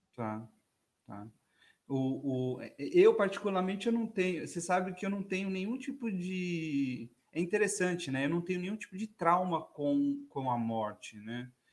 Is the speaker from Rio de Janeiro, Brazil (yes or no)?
no; São Paulo, Brazil; a gente é da Zona Norte, né? Eu sou lá da Zona Norte também